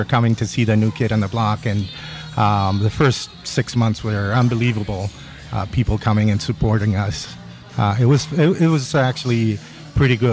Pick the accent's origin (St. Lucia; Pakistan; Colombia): Colombia; now in Vancouver, Canada; we're both born in Colombia